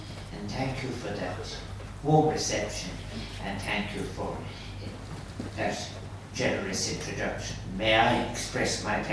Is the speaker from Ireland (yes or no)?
yes; Limerick, Munster, Ireland; I was born in Limerick